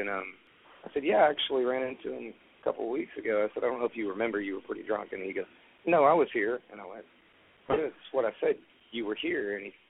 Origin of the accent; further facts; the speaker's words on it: Texas, United States; I said, look, we're both from Texas. Just chill out, you know.